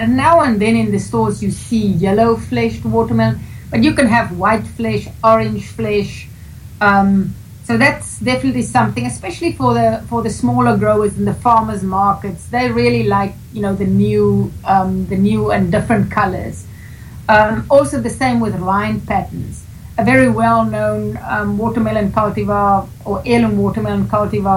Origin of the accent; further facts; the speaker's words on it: South Africa; moved away as an adult; now in United States; I'm from Southern Africa